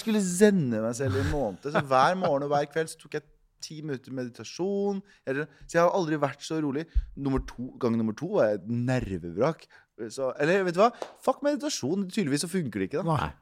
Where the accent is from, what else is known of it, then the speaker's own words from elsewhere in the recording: Mysen, Østfold, Norway; jeg vokste opp i Mysen, som er en time utafor Oslo.